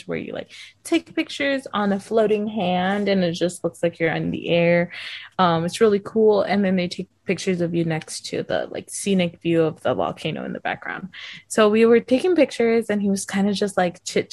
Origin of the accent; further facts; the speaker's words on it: United States; we're like, oh, the US